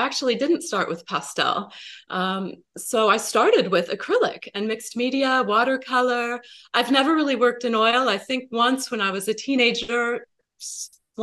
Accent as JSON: {"language": "English", "country": "United States", "tie": "born or raised there", "also_born_or_lived": "Seattle", "moved": "as an adult", "said": "we moved down from Seattle to the Portland area. This is my home where I grew up"}